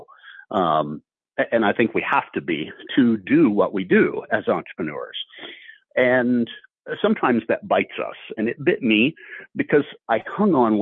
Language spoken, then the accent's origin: English; Ohio, United States; moved away as an adult; also born or lived in Houston, Texas; my wife and I were both born and raised in Ohio